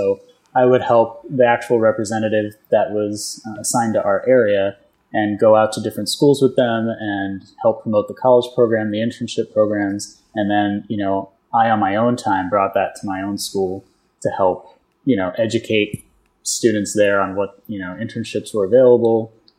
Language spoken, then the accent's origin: English; New York, United States; moved away as an adult; also born or lived in Bronx, New York / Poughkeepsie, New York / Brooklyn, New York; now in Florida, United States; I am originally from New York. I was born in the Bronx, moved upstate to Poughkeepsie, which is in the Hudson Valley, for a while. And then went to college where I studied graphic design at Pratt Institute in Brooklyn.